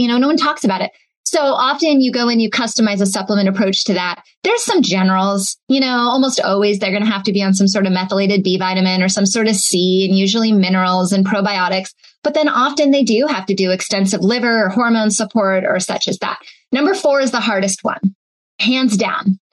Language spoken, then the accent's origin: English; Seattle, Washington, United States; I grew up in Seattle.